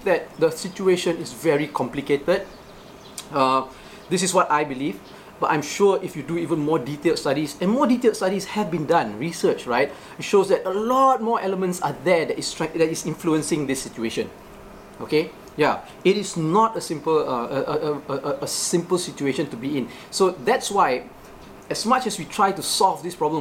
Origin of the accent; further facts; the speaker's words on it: Johor, Malaysia; I grew up in Johor